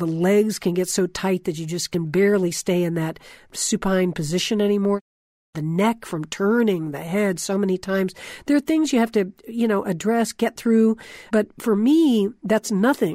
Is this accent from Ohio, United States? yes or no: no; Florida, United States; I grew up in Florida, right on the ocean.